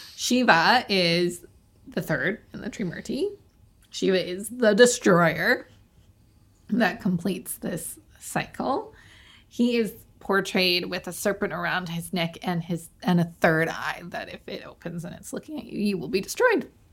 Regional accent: Canada; accent: Canadian; my Canadian accent

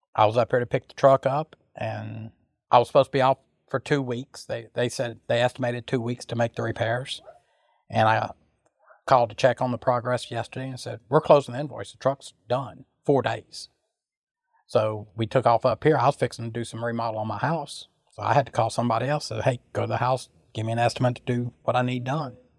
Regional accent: Sulphur, Louisiana, United States; I'm from Sulphur, Louisiana

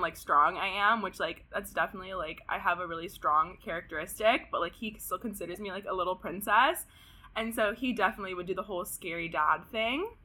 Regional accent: Pasadena, California, United States; I'm from Pasadena, so just, like, here from SoCal

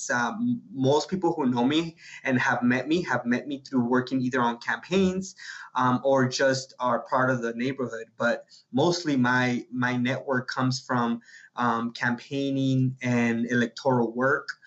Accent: Guadalajara, Jalisco, Mexico; now in United States; Yeah, um, I was born in Guadalajara, Guadalajara, Mexico. Um, younger brother and I both my mom was born in Guadalajara we're all from Guadalajara we're Halicien-

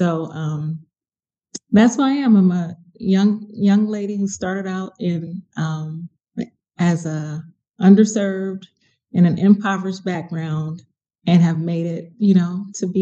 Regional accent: Los Angeles, California, United States; moved away; I'm from South Central Los Angeles.

